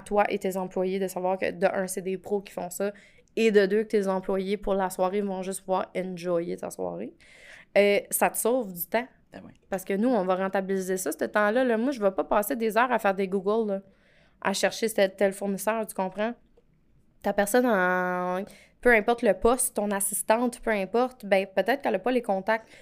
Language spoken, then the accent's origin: French; Edmundston, New Brunswick, Canada; je viens du Nouveau-Brunswick. OK. Fait que je, je viens d'une superbe petite ville euh, qui s'appelle Edmundston